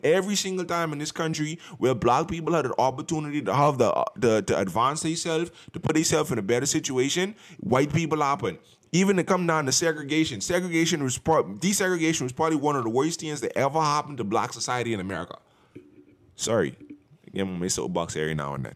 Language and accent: English; Bahamas; now in United States; growing up in the Bahamas